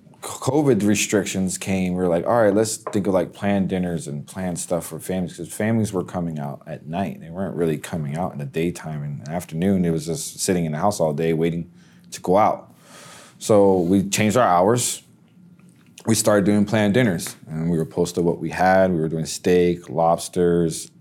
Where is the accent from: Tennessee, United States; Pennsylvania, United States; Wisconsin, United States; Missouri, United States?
Pennsylvania, United States; now in Casselberry, United States; I'm from Pennsylvania